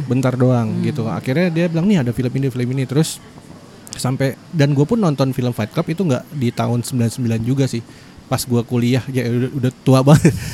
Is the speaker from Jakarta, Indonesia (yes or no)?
yes; Jakarta, Indonesia; Kan gua, eh, kecilnya tuh di Jakarta Timur